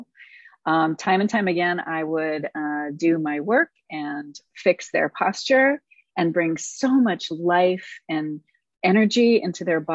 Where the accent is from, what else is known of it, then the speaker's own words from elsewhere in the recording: Los Angeles, California, United States; I am born and raised in Los Angeles. I was raised by a crazy folk singer daddy and raised on the road